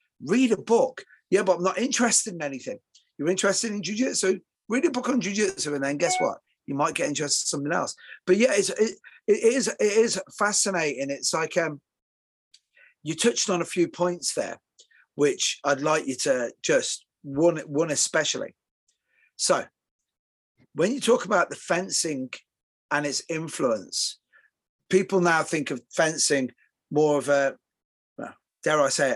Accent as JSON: {"language": "English", "country": "Ireland", "moved": "yes", "lives_now": "England, United Kingdom", "said": "I'm Irish"}